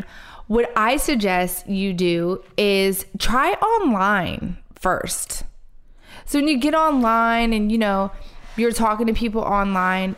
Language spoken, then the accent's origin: English; Philadelphia, Pennsylvania, United States; I'm from Philly